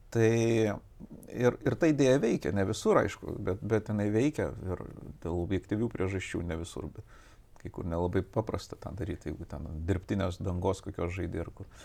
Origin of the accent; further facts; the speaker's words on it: Vilnius, Vilnius County, Lithuania; also born or lived in Kaunas; Aš pats, aš techniškai net kaunietis, aš gimiau Kaune, paskui po kelių savaičių, man, nes jie mokėsi ir gyveno Vilniuje, per, persikėliau į Vilnių.